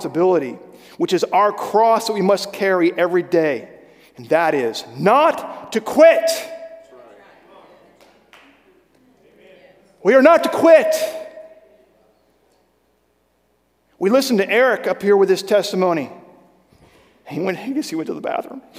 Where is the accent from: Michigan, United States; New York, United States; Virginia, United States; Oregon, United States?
Virginia, United States; I grew up in Virginia